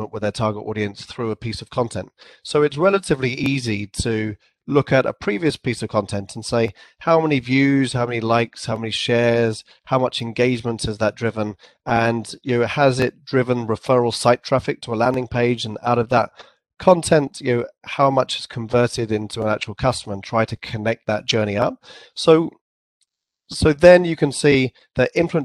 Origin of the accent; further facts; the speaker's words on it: England, United Kingdom; accent: English; also born or lived in San Francisco; I had my English accent and I probably pronounced it too formally, like a sort of an English accent